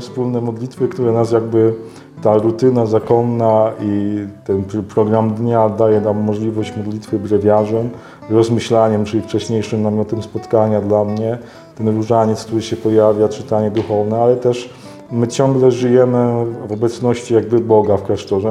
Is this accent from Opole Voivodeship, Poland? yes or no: no; Myszków, Silesian Voivodeship, Poland; moved away as an adult; now in Toruń, Poland; wychowałem się w bardzo prężnej takiej parafii duszpasterskiej w Myszkowie, na Mijaczowie